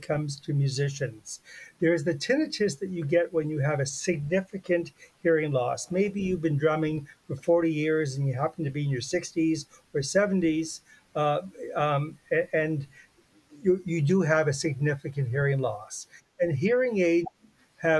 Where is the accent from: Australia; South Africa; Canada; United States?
Canada; I'm Canadian